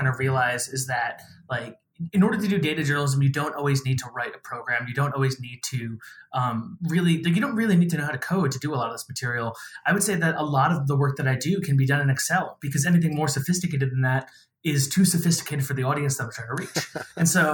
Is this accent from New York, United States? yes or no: yes; New York City, New York, United States; I'm from the New York City area